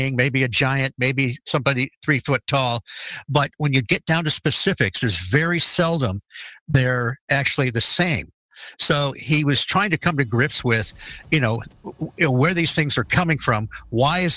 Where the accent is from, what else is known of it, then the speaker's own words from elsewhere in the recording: Detroit, Michigan, United States; I grew up in the Detroit area